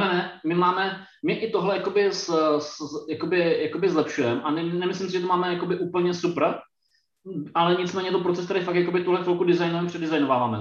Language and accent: Czech; Brno, South Moravian Region, Czechia; Já, já sám sedím fyzicky teď v Brně a vlastně jsem, jsem z Brna